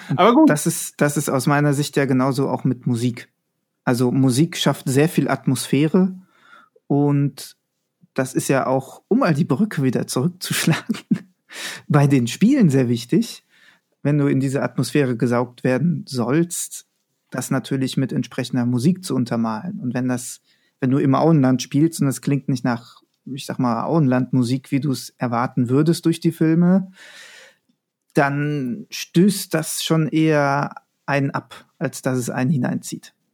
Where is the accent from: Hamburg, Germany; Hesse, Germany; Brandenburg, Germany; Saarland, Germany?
Hesse, Germany; Frankfurt am Main; bin gebürtig aus Frankfurt am Main